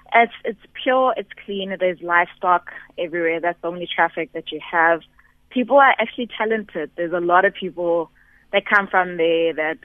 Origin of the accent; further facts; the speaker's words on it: Modisakeng, North West, South Africa; from a small village in the northwest, about 30 kilometers from Kansas City.